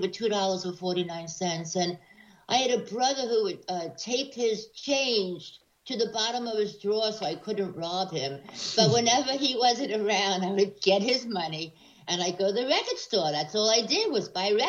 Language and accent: English; New York City, New York, United States; also born or lived in San Francisco; I'm inner city, honey. I was raised in Washington Heights